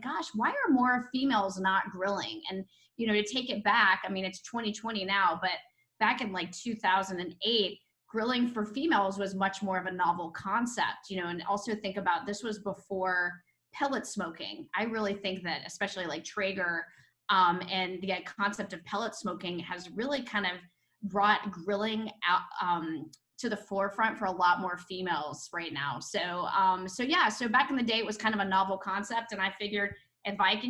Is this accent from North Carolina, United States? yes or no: yes; North Carolina, United States; moved away as an adult; also born or lived in Atlanta; now in Florida, United States; I'm actually originally from North Carolina